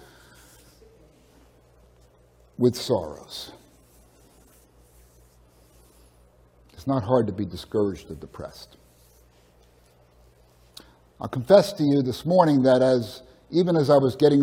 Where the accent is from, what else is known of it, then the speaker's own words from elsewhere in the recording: Edison, New Jersey, United States; moved away; I grew up in Edison, which isn't too far away